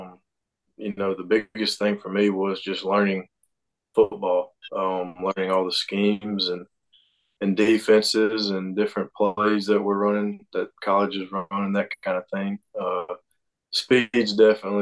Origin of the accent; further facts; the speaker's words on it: Mississippi, United States; I'm from Mississippi, so a big Brett Favre fan.